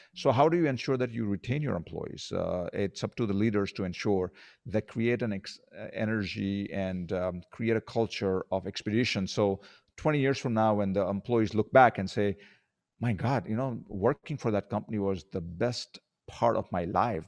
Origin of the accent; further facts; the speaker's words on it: India; also born or lived in Colorado, United States / Arizona, United States; now in Philippines; I grew up in India